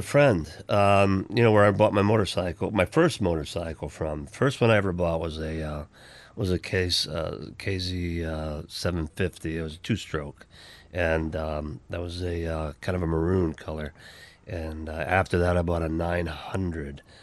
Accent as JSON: {"language": "English", "region": "Pennsylvania", "country": "United States", "tie": "born or raised there", "moved": "yes"}